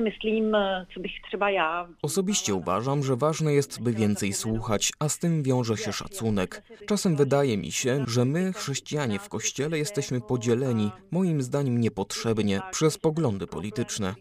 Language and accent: Polish; Czechia; u nas w Czechach